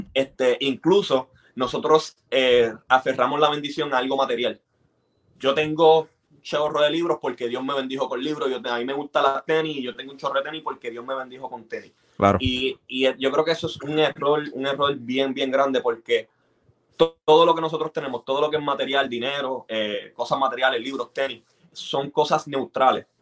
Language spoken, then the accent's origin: Spanish; Bayamón, Puerto Rico; now in Texas, United States; yo crecí en Bayamón